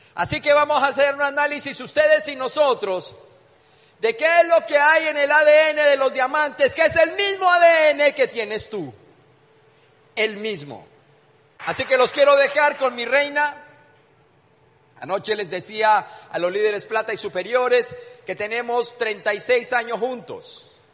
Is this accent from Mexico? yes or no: no; Colombia; Venimos desde Colombia